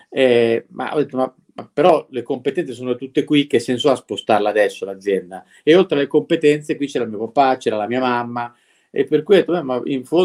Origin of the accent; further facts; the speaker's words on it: Milan, Lombardy, Italy; born there; io sono nato a Milano, poi i miei genitori sono venuti a vivere in zona e io casualmente mi sono trovato qua.